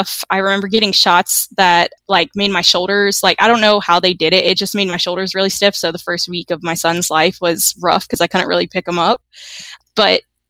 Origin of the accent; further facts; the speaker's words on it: Virginia, United States; moved away as an adult; also born or lived in California; now in Georgia, United States; I was born in Virginia, where I had my first two kids